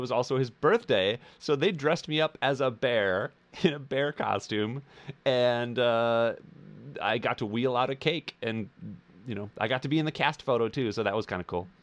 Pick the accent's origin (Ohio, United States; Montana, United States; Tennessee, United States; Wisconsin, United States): Wisconsin, United States; now in Los Angeles, United States; I am a Midwest boy. I grew up in Wisconsin.